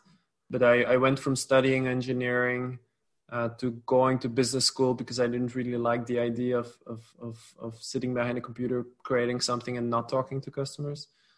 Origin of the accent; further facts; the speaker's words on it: New York, United States; born there; So when I was born in New York State, my parents are both Belgian, but my dad was there for work and my mom obviously as well.